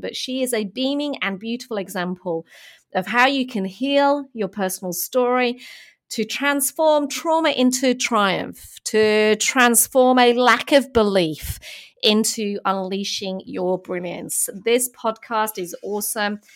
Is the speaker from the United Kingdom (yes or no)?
yes; United Kingdom; moved away as an adult; now in Melbourne, Australia; I'm from, uh, from the U K originally